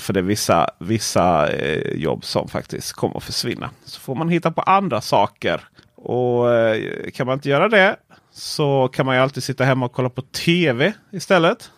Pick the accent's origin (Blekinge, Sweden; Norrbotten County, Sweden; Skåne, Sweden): Blekinge, Sweden; mitt ute i skogen i eh, Blekinge där jag kommer från